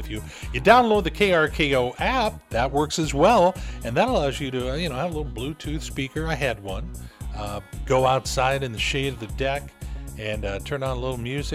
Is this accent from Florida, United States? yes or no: no; Southern California, United States; now in Everett, United States; I was raised down in Southern California